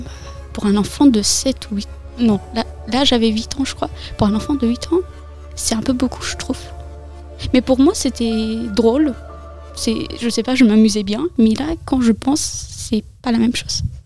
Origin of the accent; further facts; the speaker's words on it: France; also born or lived in Afghanistan / Iran; ça fait six ans que je suis en France avec mon frère, et mes parents